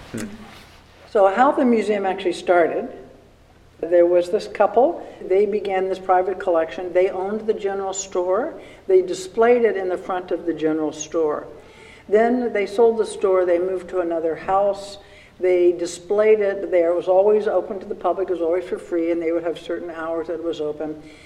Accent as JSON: {"language": "English", "town": "Washington", "region": "District of Columbia", "country": "United States", "tie": "born or raised there", "moved": "yes", "said": "I grew up in Washington, D.C., went to the Smithsonian every grade one, grade two, grade three"}